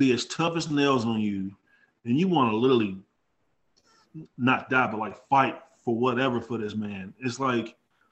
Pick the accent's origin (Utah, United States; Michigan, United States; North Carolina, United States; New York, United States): North Carolina, United States; moved away as an adult; also born or lived in Indiana; I come from Carolina Duke territory.